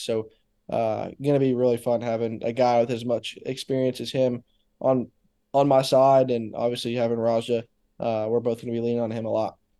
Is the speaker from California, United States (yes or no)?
no; Daytona Beach, Florida, United States; growing up there, it was, it was cool 'cause I got to skip a lot of school and go to a lot of races.